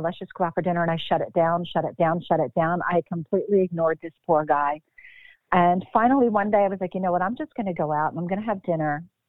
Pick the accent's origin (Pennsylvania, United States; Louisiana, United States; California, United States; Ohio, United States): Pennsylvania, United States; Bucks County; moved away as an adult; also born or lived in Philadelphia, Pennsylvania; now in Mount Holly, United States; born born and raised in Philadelphia, moved to Bucks County when I was about six or seven